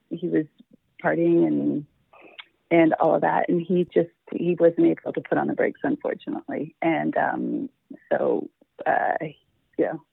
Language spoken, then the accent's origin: English; Toronto, Ontario, Canada; born and raised in Toronto, Ontario, Canada